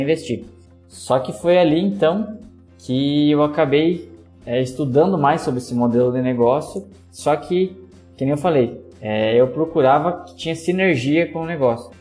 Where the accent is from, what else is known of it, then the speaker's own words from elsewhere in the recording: Joaçaba, Santa Catarina, Brazil; sou da cidade de Joaçaba, no meio oeste de Santa Catarina